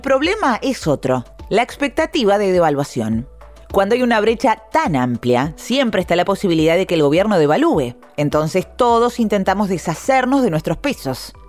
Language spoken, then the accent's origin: Spanish; Argentina